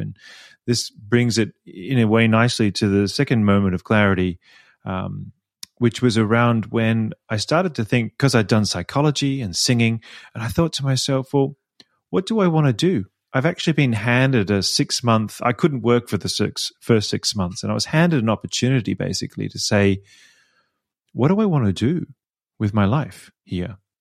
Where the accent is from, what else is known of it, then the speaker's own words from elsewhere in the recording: Melbourne, Victoria, Australia; accent: Australian; moved away as an adult; also born or lived in Sydney; now in Vienna, Austria; I was born in Melbourne, but I lived in Sydney for about ten years when I sang professionally